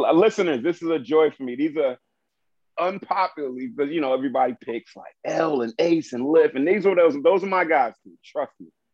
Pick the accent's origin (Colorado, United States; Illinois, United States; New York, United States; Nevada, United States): New York, United States; New York City; I grew up in Brooklyn